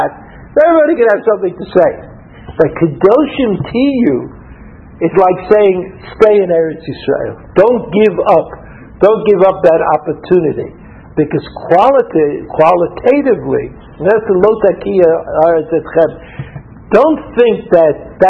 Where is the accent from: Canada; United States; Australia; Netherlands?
United States; New York City, New York; now in Israel; I was from Brooklyn